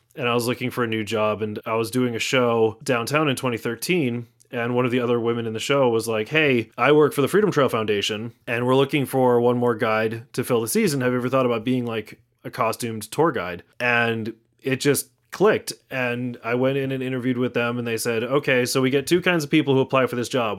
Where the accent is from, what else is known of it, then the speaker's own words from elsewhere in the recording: Natick, Massachusetts, United States; also born or lived in Somerville; now in Malden, United States; both Amanda and I grew up in Natick all our lives. Uh, so yeah, that's where I spent the first twenty years of my life was in Natick